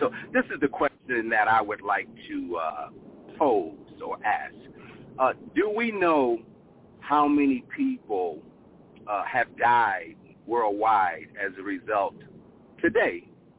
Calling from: Phoenix, Arizona, United States; I'm calling from Phoenix, Arizona.

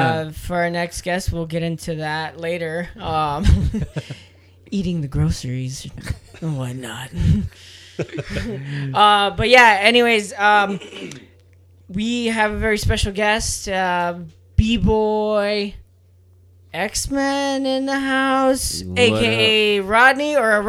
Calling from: San Diego, California, United States; We are reporting from San Diego, California, where it's finally cooling down.

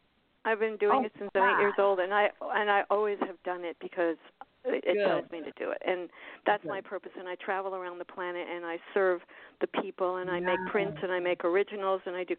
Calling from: Florida, United States

